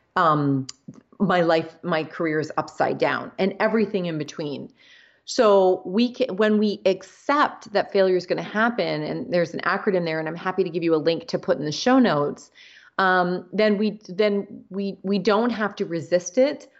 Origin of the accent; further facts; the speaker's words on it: Canada; so I'm Canadian